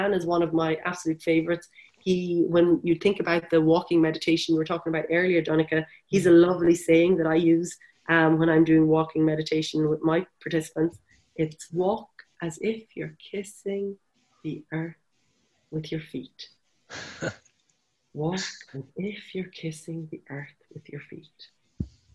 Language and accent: English; Wexford, Leinster, Ireland; now in Galway, Ireland; I'm from Wexford, the sunny southeast